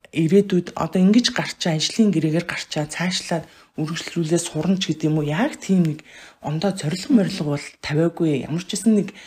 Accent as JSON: {"language": "Mongolian", "country": "Mongolia", "moved": "as an adult", "lives_now": "Sweden", "said": "би 2008 онд Монголоос гарч ирсэн байхгүй."}